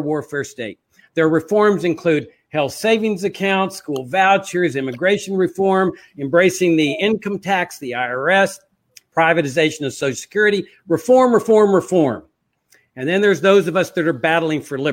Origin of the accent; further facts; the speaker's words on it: Laredo, Texas, United States; I grew up on a farm on the Rio Grande in the South Texas, near Laredo, Texas